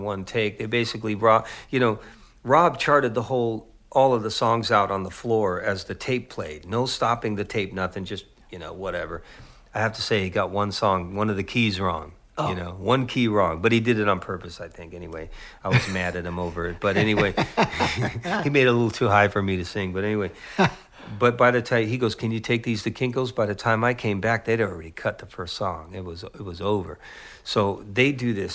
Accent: San Jose, California, United States; I grew up in East San Jose

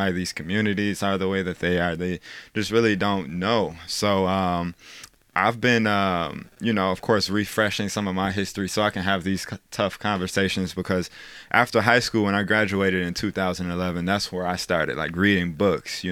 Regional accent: Chicago, Illinois, United States; I grew up in Chicago public schools.

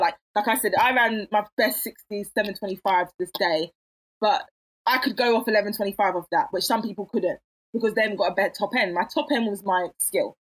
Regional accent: London, United Kingdom; I was raised in Catford.

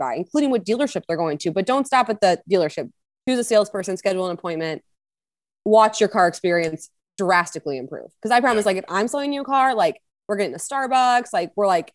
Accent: Missouri, United States; I'm born and raised in Missouri

